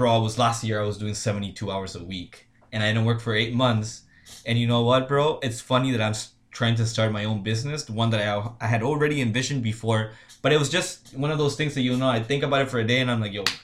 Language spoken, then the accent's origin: English; United States; I'm American, I was born in the States, right?